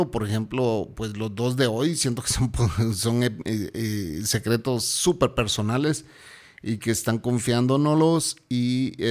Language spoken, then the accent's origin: Spanish; Guatemala; Hola señor. … ¿cómo están?